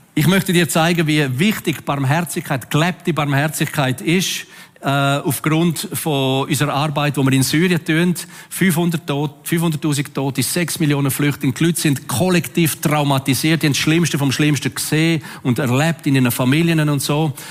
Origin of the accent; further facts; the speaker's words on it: Switzerland; als Schweizer